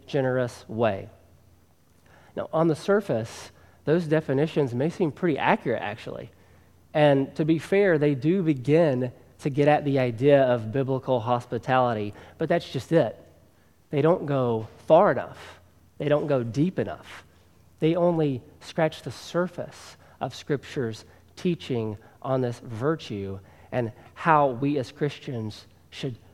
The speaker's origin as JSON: {"language": "English", "region": "Tennessee", "country": "United States", "tie": "born or raised there", "accent": "Southern", "moved": "yes", "said": "if my accent hasn't already given me away, I was born and raised in the South, in Tennessee"}